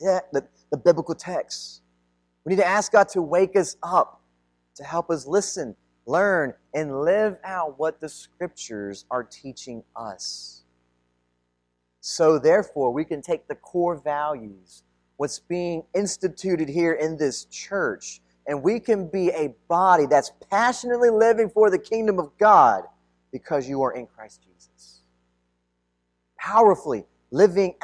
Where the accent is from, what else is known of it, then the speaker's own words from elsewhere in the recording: United States; ethnically I'm Filipino, I was mostly raised here in the United States